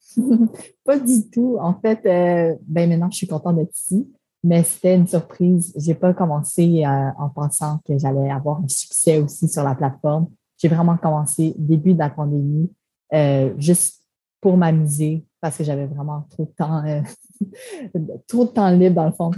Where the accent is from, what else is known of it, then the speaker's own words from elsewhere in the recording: Montreal, Quebec, Canada; first language French; moved away as an adult; also born or lived in Toronto; je venais de Montréal, que je parle français